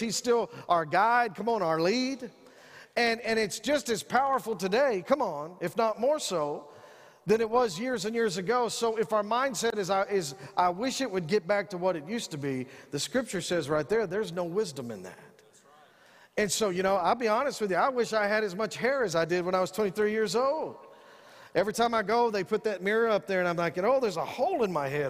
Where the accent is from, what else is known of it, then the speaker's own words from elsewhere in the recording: San Angelo, Texas, United States; I'm from Northside San Angelo